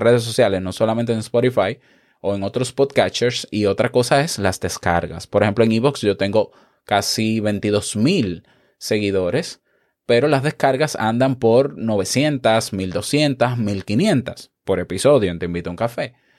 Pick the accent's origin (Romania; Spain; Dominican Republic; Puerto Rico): Dominican Republic; como decimos en mi país, República Dominicana, un maco